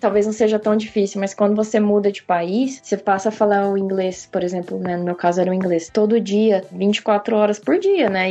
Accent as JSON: {"language": "Portuguese", "town": "Urupês", "region": "São Paulo", "country": "Brazil", "also_born_or_lived": "São Carlos / Campinas", "moved": "as an adult", "lives_now": "London, United Kingdom", "said": "eu saí lá do interior de São Paulo, é uma cidadezinha que se chama Urupês"}